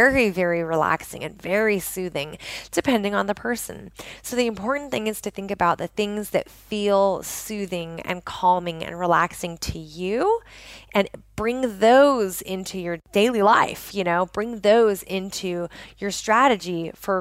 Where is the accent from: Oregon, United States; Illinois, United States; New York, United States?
Oregon, United States; just outside of Portland; I grew up in the Pacific Northwest of the United States, just outside of Portland, Oregon